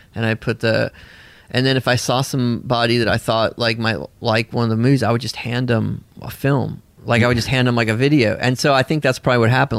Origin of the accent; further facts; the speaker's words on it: Tennessee, United States; also born or lived in Bolinas, California / Nashville, Tennessee; I grew up in a commune in Tennessee